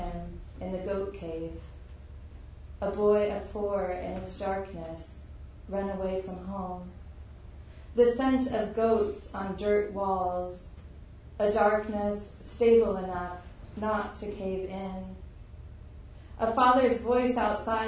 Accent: Tucson, Arizona, United States; I grew up in Tucson in the desert, and so I have like still a very strong connection to the desert

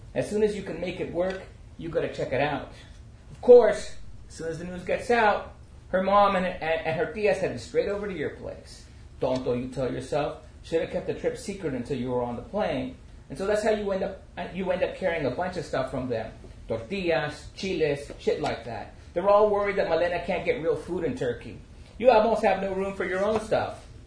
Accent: Chico, California, United States; moved away as an adult; also born or lived in Santa Barbara; now in New Mexico, United States; I'm a Chicano writer originally from California. Grew up and born and raised in Northern California, uh, outside Chico

